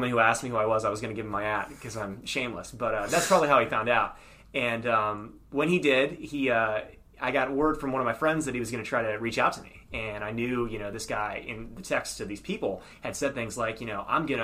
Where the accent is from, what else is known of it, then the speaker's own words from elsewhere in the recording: Clinton, South Carolina, United States; now in Columbia, United States; I'm from Clinton, South Carolina.